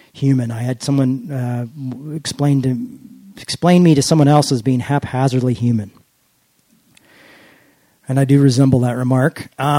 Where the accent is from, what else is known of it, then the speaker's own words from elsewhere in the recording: United States; I'm an American